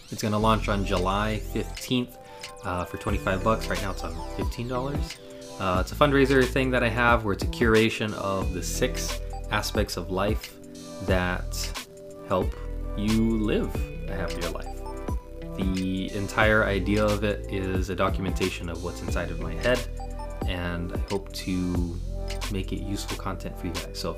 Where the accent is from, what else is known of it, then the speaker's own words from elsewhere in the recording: Philippines; now in Virginia Beach, United States; I'm Filipino, and I'm a full time martial artist at my family's academy in Virginia Beach, Virginia.